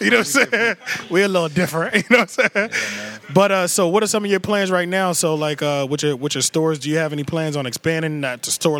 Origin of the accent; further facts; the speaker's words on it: King of Prussia, Pennsylvania, United States; moved away; also born or lived in Philadelphia; I'm technically from King of Prussia